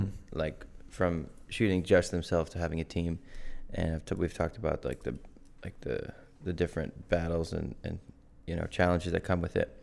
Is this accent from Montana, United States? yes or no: no; Norton, Massachusetts, United States; I grew up in Norton, Massachusetts. Still in good old Norton